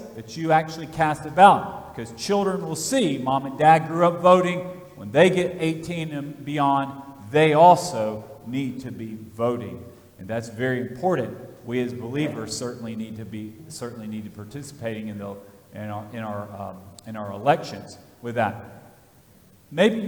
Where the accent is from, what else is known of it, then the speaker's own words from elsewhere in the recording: Vestavia Hills, Alabama, United States; now in Fayette County, United States; I grew up in Alabama, and I remember going to Vestavia Hills High School with my parents